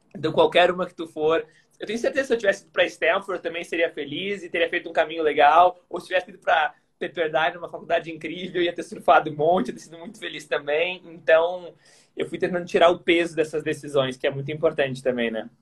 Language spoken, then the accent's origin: Portuguese; Porto Alegre, Rio Grande do Sul, Brazil; sou de Porto Alegre